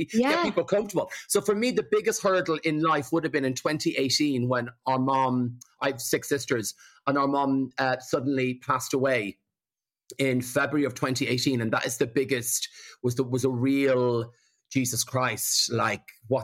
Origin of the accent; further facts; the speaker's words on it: Rathangan, Leinster, Ireland; moved away; also born or lived in London, United Kingdom; I'm originally from Rathangan in Kildare. So my sisters and all my family are like 25 minutes from me.